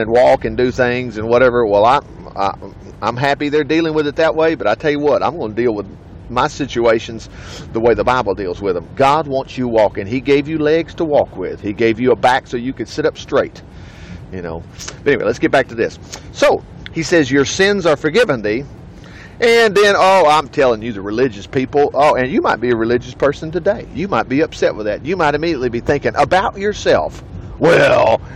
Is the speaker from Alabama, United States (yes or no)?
yes; Alabama, United States; I'm from Alabama here